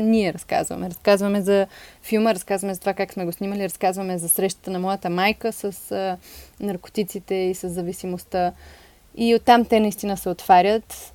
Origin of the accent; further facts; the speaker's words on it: Sofia, Sofia City, Bulgaria; Аз съм израснала в София